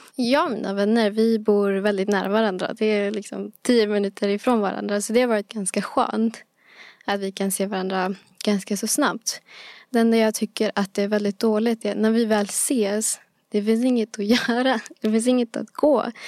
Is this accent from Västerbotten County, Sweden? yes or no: no; Bro, Stockholm County, Sweden; bro är en plats, eh, där jag växte upp